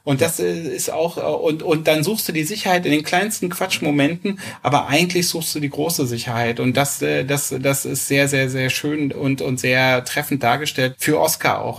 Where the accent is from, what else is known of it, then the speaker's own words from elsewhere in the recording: Berlin, Germany; also ich bin in Berlin äh, groß geworden und lebe da schon immer